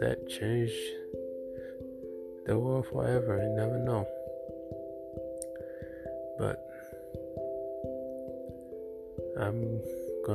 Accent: Haiti; moved away; when I was growing up in Haiti

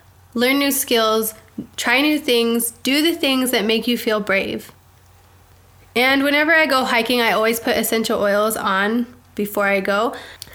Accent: Provo, Utah, United States; moved away; I grew up in Provo

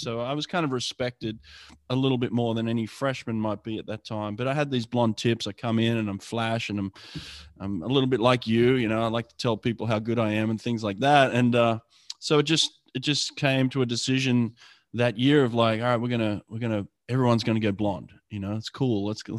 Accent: Australia; now in United States; I came in from Australia in December.

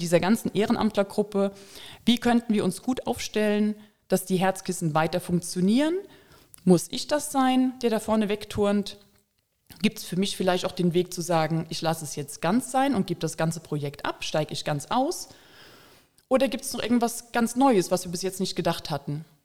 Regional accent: Koblenz, Rhineland-Palatinate, Germany; Ich komme aus Koblenz

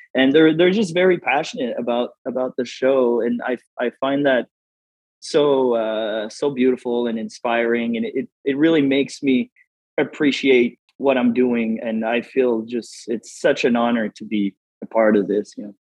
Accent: Moncton, New Brunswick, Canada; moved away as an adult; also born or lived in Los Angeles; now in Las Vegas, United States; I'm from uh, Moncton, New Brunswick, uh, Canada

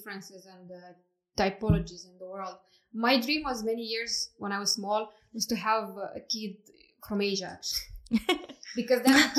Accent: Moldova; Of course, I was like, oh, I'm Moldavian. I was born in Moldova. Then I said, no, it's easier to say Romanian because people understand your background.

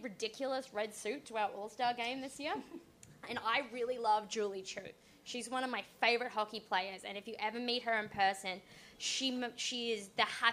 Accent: Australia; I'm Australian.

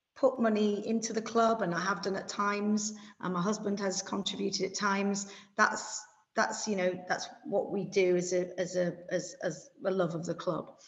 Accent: York, Yorkshire and the Humber, United Kingdom; now in Kent, United Kingdom; I'm a York City fan. You know, that's where I was born. And of course, I look at York City's results, it's my hometown. But I now live in Kent

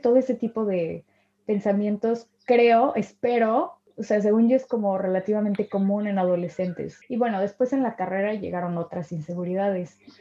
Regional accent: Mexico; moved away; soy de México

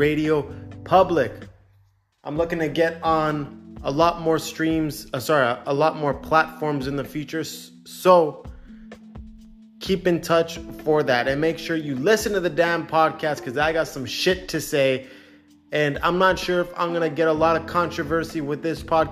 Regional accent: Canada; I'm a Canadian citizen, born and raised in Canada

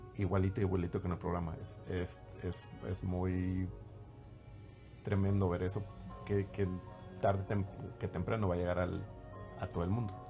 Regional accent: Mexico; los mexicanos, que somos

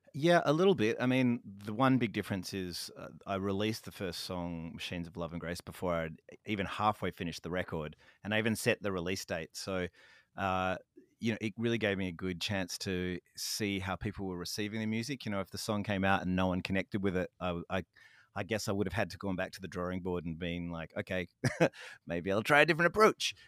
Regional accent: Fremantle, Western Australia, Australia; my hometown

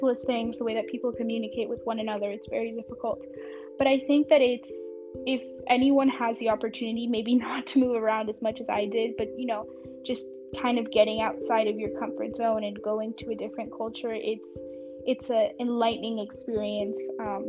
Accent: Nashville, Tennessee, United States; English is a second language; also born or lived in Mexico; So I was born in Mexico. When I was 2, I moved to Nashville, Tennessee, and that's kind of where I learned English. And all throughout this, at home, we speak Spanish and French.

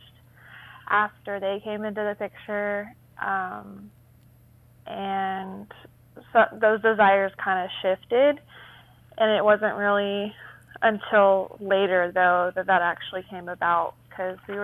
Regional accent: Burleson, Texas, United States; I'm from Burleson, Texas

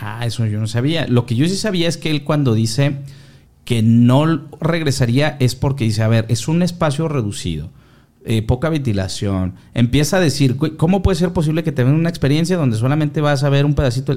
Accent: Mexico; somos mexicanos

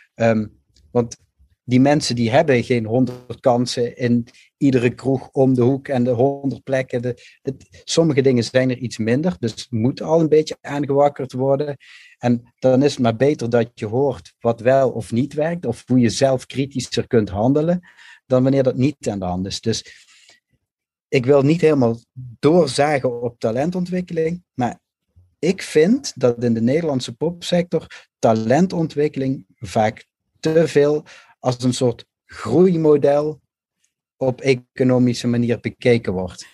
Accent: Limburg, Netherlands; moved away; ik ben zelf een Limburgse jongen, ben ook naar de stad gegaan

